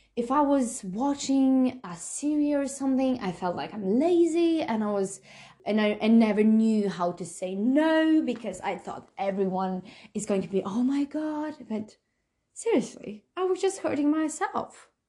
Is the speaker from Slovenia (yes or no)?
yes; Slovenia; now in New Zealand; I'm from Slovenia.